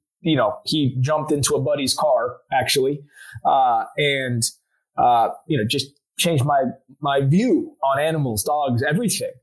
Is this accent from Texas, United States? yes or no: yes; Houston, Texas, United States; also born or lived in Austin; now in Dallas, United States; From Houston originally. Went to school at UT, ended up in Dallas